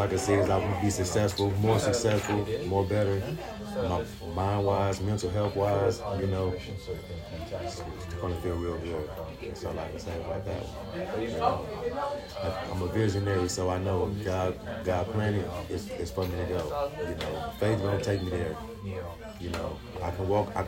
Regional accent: Milwaukee, Wisconsin, United States; I'm from Milwaukee, Wisconsin

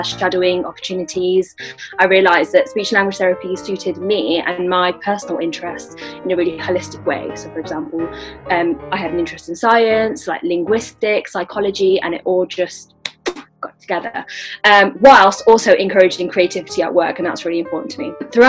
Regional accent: West Midlands, United Kingdom; I am of Bangladeshi heritage, born and brought up in the West Midlands.

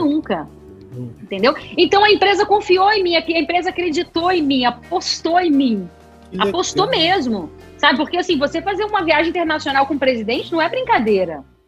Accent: Brasília, Federal District, Brazil; nasci aqui, nasci aqui em Brasília.

